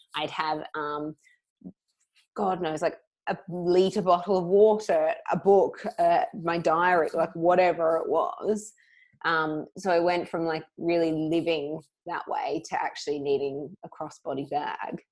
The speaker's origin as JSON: {"language": "English", "country": "Australia", "moved": "yes", "lives_now": "London, United Kingdom", "said": "I am Australian"}